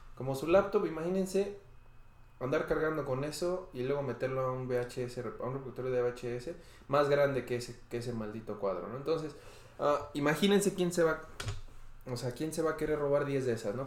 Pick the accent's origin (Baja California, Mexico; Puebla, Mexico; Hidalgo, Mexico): Hidalgo, Mexico; Pachuca; moved away; Yo soy de Pachuca